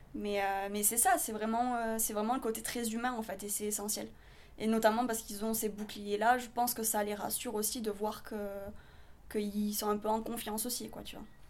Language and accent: French; southern France, France; moved away; also born or lived in Paris / New York; je viens d'une partie de la France qui est encore différente de Paris. Donc, c'est le sud de la France